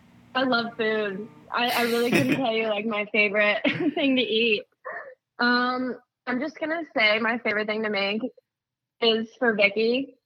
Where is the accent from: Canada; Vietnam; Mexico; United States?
United States; near San Francisco, California; I'm from San Francisco, like near San Francisco.